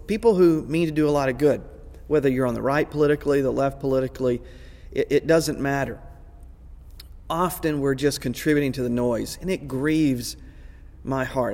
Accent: Texas, United States; I grew up in Texas, I grew up in the South

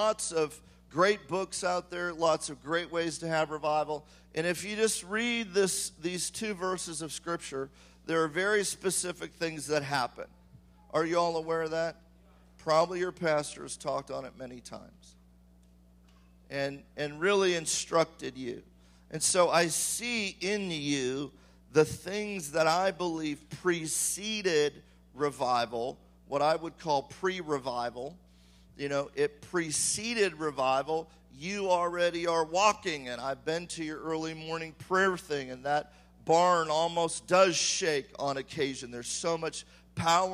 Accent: California, United States; I am from California and I have surfed

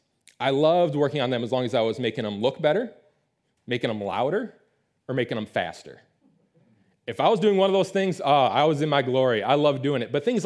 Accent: Detroit, Michigan, United States; I grew up in the Metro Detroit area. It's the Motor City. We love our cars up there.

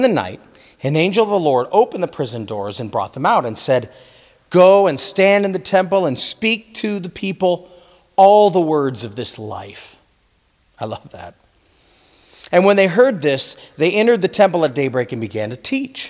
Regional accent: United States; we as American Christians

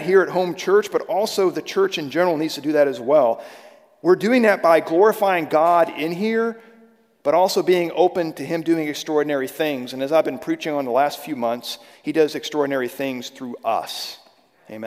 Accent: Sterling, Virginia, United States; I grew up in a little town, it's not so little now, right outside of Washington, D.C., called Sterling, Virginia

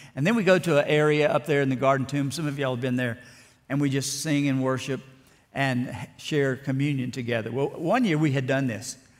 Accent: South Alabama, United States; born or raised there; also born or lived in Ruston, Louisiana

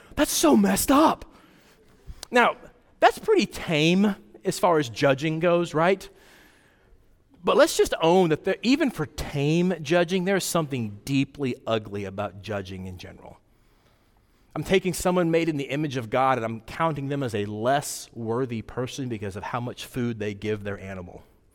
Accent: Wyoming, United States; So I grew up out west in Wyoming. And my parents are from Arkansas.

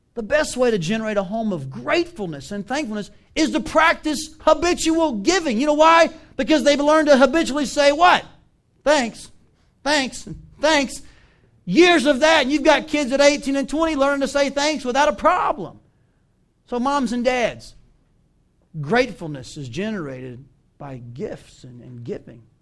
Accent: the South, United States; moved away as an adult; also born or lived in Washington State; now in Iowa, United States; I grew up in the South.

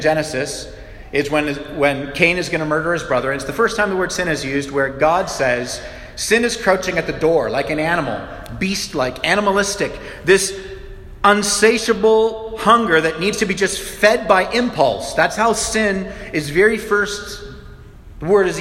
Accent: Canada; we're Canadian

